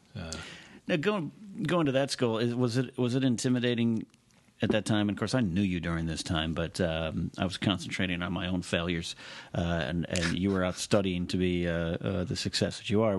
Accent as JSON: {"language": "English", "town": "Arroyo Grande", "region": "California", "country": "United States", "tie": "born or raised there", "said": "I grew up with this guy the latter part of my childhood in my hometown of Arroyo Grande, California"}